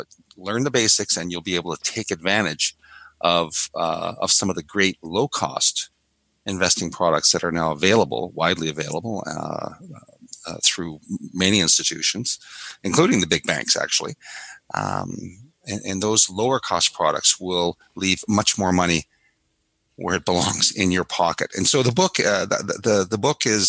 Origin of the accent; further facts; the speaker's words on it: the Maritimes, Canada; I grew up in the Maritimes